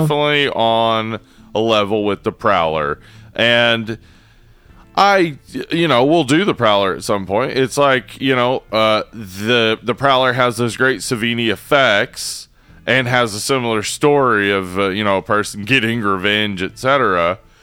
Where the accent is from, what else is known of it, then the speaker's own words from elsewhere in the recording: the South, United States; I'm from the South